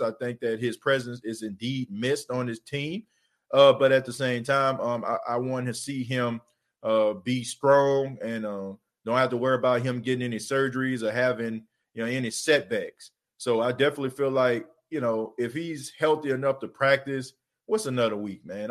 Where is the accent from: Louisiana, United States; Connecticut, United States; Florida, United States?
Louisiana, United States; New Orleans; moved away; growing up in New Orleans, when I was uh when I was down there